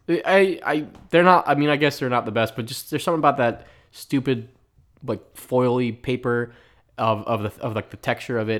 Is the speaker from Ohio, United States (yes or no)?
no; Philadelphia, Pennsylvania, United States; I grew up in Northeast Philly